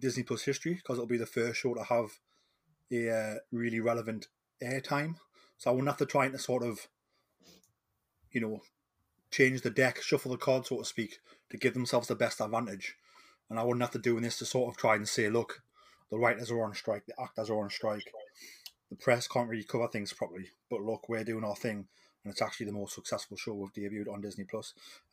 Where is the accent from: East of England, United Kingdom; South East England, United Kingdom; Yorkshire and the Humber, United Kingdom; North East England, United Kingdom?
North East England, United Kingdom; Newcastle upon Tyne; accent: Geordie; I am the …